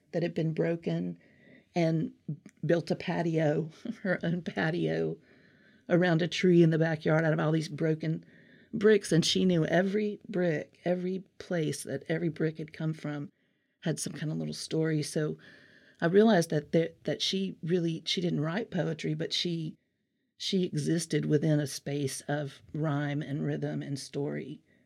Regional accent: Alabama, United States; accent: Southern; I'm from Alabama originally for many generations

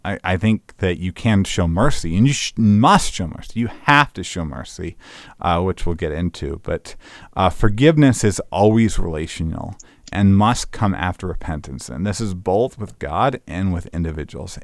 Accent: United States

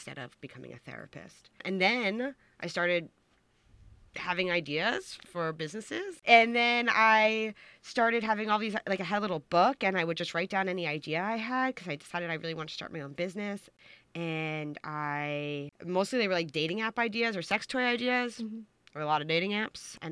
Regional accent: Long Island, New York, United States; I'm originally from Long Island

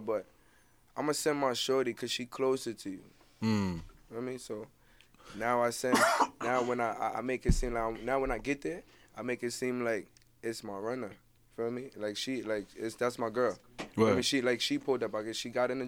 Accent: New York City, New York, United States; I'm from Brooklyn

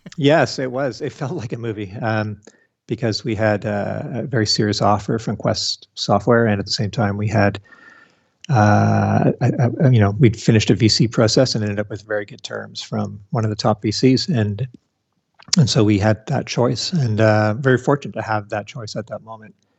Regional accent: Canada; also born or lived in Toronto; being a Canadian in Toronto working for the Sun Microsystems branch in Canada

